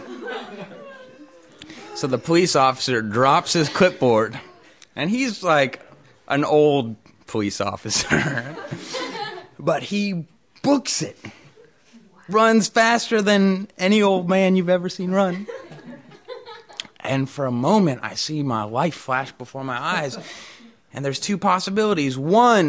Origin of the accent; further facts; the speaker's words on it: Norman Rockwell's town, New England, United States; I grew up in Norman Rockwell's town